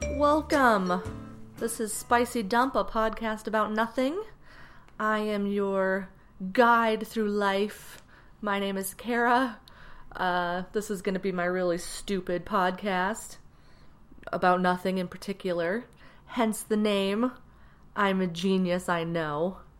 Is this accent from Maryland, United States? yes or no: yes; Maryland, United States; also born or lived in Frankfurt, Germany / New York; I was born in Frankfurt, Germany in 1985, in a hospital that doesn't exist anymore. After that, when I was two, we moved to New York and lived there for several years. And then we moved to Maryland, where I spent my formative years as a youth